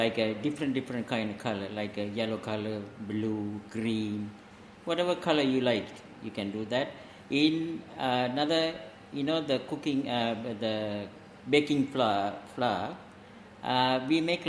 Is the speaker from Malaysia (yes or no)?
yes; Perak, Malaysia; first language Tamil; English is a second language; now in Ireland; I am originally from Malaysia, and I born in a small town. It's a small village.